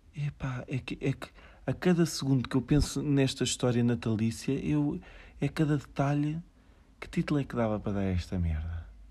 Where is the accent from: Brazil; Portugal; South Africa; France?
Portugal; Aveiro, Centro; sou de Aveiro